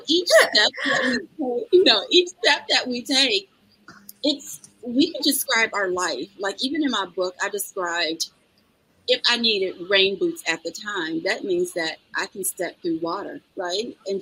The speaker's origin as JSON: {"language": "English", "town": "Detroit", "region": "Michigan", "country": "United States", "tie": "born or raised there", "said": "growing up in Detroit"}